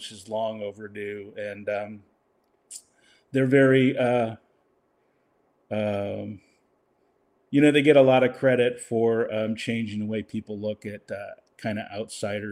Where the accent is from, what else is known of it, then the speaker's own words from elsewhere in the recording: Seattle, Washington, United States; now in Los Angeles, United States; I grew up in Seattle